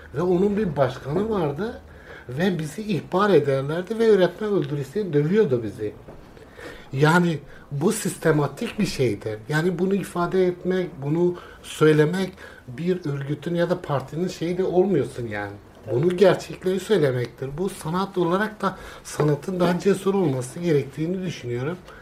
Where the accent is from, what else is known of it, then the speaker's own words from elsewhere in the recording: Kurdistan, Turkey; ben de e, Kürdüm, orada yaşadım, doğdum, büyüdüm.